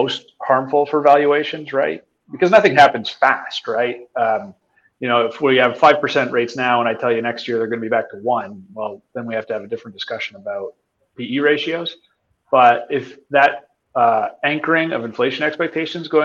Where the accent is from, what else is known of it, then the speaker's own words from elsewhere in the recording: Canada; I'm Canadian